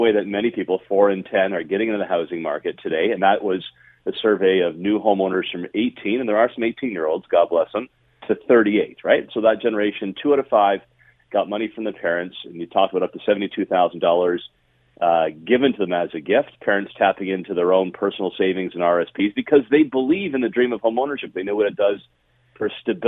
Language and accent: English; Niagara, Ontario, Canada; when I grew up in Niagara